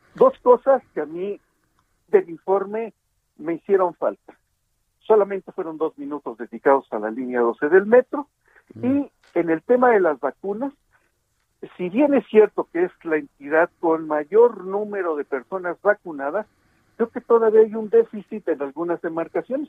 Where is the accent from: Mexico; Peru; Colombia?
Mexico; Ixtapaluca, State of Mexico; aquí en, mi pueblo, en Ixtapaluca, en el Estado de México